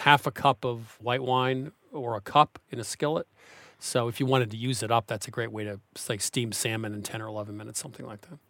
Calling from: Chevy Chase, Maryland, United States; I'm calling from Chevy Chase, Maryland.

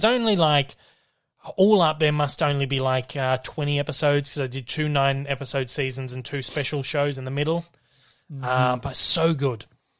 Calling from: Melbourne, Victoria, Australia; I'm calling in from Melbourne this morning

